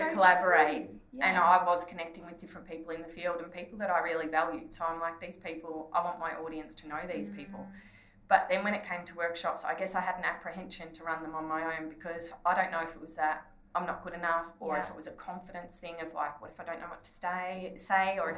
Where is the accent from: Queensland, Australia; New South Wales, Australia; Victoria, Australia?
Victoria, Australia; Ballarat; in Ballarat, in like close to my hometown